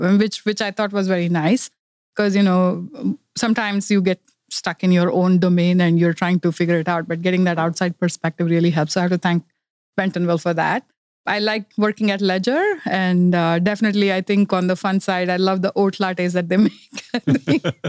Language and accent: English; India; moved away as an adult; also born or lived in Silicon Valley, California; now in Los Gatos, United States; I'm originally from India. I grew up in India and, uh, moved to United States about thirty years ago.